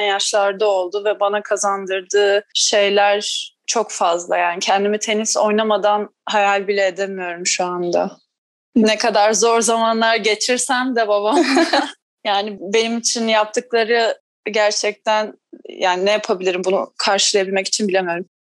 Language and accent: Turkish; Tekirova, Antalya, Turkey; Biz o dönemde Antalya'da oturuyorduk. Tekirova e, beldesinde oturuyorduk